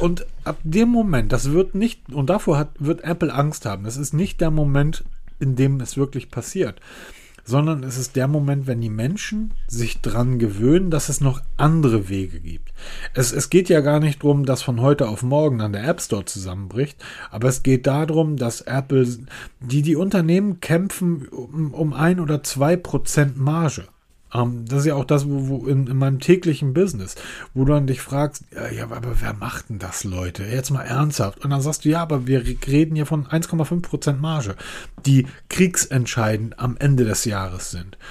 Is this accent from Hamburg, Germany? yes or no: yes; Hamburg, Germany; ich bin Hamburger. Das heißt, als ich bin Hamburger, Hanseat, wir sind eine alte Kaufmannsstadt